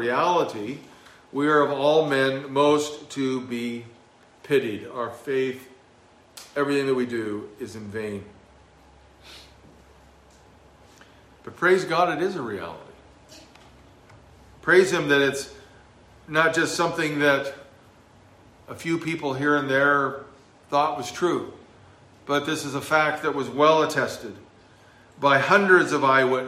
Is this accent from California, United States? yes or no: yes; Southern California, United States; moved away; growing up in Southern California